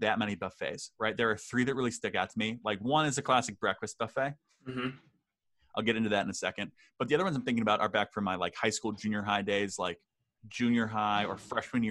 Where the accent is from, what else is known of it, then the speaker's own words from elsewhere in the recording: Hanover, New Hampshire, United States; the buffet in my hometown, the Everything EBAs, Everything But Anchovies, closed down. It was a Hanover classic